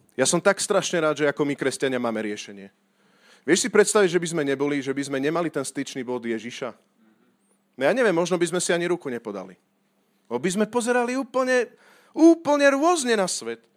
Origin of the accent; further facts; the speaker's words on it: Slovakia; ja som hrdý Slovák